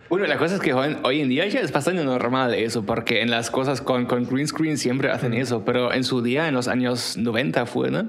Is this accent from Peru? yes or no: no; Germany; Spanish is a second language; moved away; yo soy de Alemania